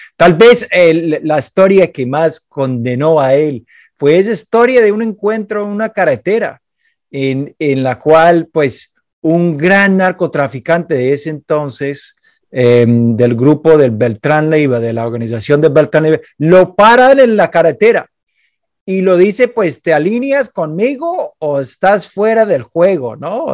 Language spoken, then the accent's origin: Spanish; Chicago, Illinois, United States; Spanish is a second language; Yo soy de Chicago y Chicago obviamente tiene la gran fama de ser eh, la ciudad mafiosa de los Estados Unidos